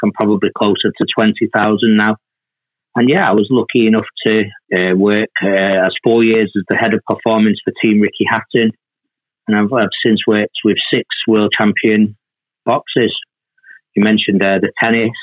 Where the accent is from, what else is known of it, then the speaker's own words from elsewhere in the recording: Manchester, North West England, United Kingdom; I was born and raised in Moss Side, quite, quite a tough part of Manchester at that time